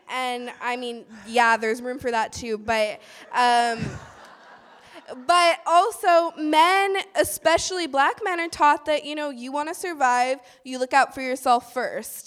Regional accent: Oakland, California, United States; I grew up in East Oakland

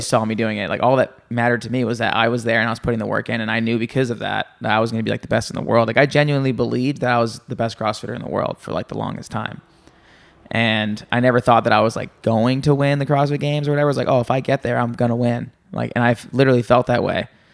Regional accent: New Jersey, United States; I'm from New Jersey.

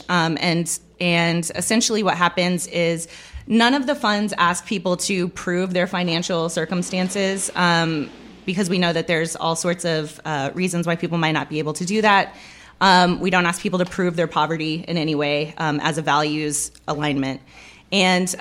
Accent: San Antonio, Texas, United States; moved away as an adult; now in Austin, United States; I am originally from San Antonio, Texas, and I moved to Austin a few years ago

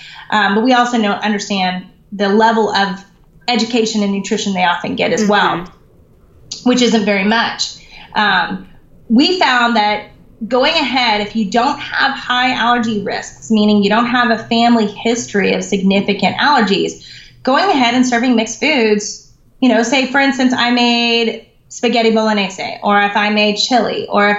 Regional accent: the South, United States; moved away; I'm from the South originally

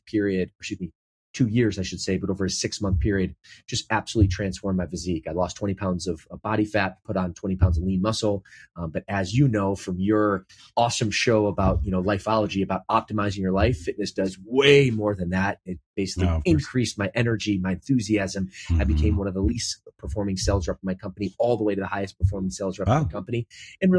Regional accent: Midwest, United States; moved away as an adult; now in Southern California, United States; I'm originally from the Midwest.

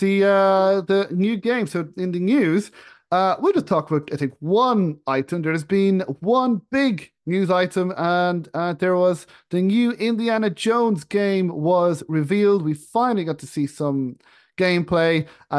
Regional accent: Ireland; moved away; my home where I grew up in Ireland

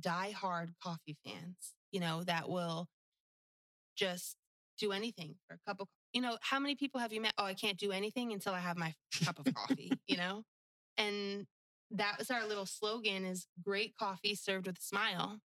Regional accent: New Jersey, United States; moved away as an adult; also born or lived in Florida Keys; now in Pine Island, United States; the house I grew up in in New Jersey

